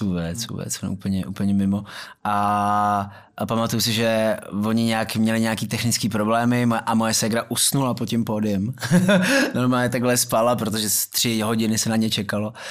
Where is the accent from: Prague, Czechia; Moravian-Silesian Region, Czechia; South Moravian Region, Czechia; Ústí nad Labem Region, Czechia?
Prague, Czechia; vyrůstal jsem v Myslíkovce